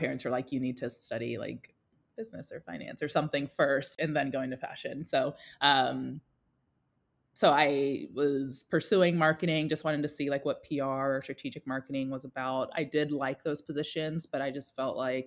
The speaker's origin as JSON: {"language": "English", "town": "Winston-Salem", "region": "North Carolina", "country": "United States", "tie": "born or raised there", "also_born_or_lived": "Atlanta, Georgia", "said": "I immigrated to the U.S., specifically North Carolina, when I was 2. So I grew up in Winston-Salem, North Carolina, with my family"}